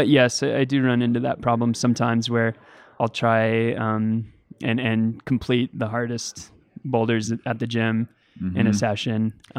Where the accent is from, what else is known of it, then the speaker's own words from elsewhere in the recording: Boise, Idaho, United States; Yeah, so as I was growing up in Boise, climbing, I would run into that problem.